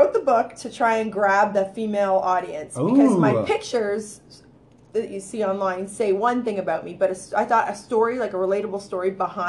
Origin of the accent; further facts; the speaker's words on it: Canada; Born and raised in Canada.